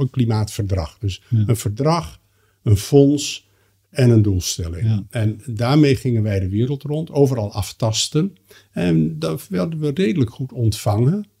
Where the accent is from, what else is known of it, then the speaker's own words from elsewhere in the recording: Netherlands; ik kom uit Nederland en ben opgeleid in die Nederlandse traditie